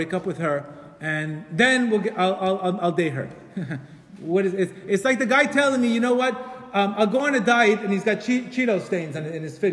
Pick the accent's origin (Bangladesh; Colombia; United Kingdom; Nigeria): Colombia; I'm from Colombia, by the way. I'm from Colombia